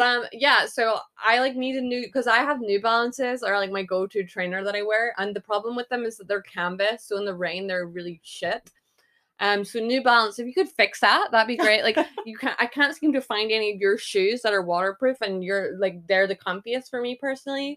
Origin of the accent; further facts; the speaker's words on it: Scotland, United Kingdom; I'm Scottish